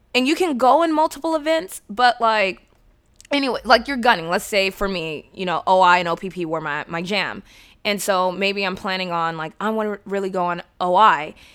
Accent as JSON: {"language": "English", "town": "San Diego", "region": "California", "country": "United States", "said": "I'm from San Diego"}